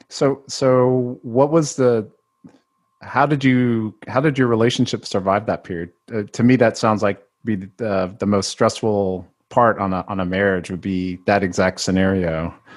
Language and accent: English; Mississippi, United States; I was the only Filipino for many years growing up in Mississippi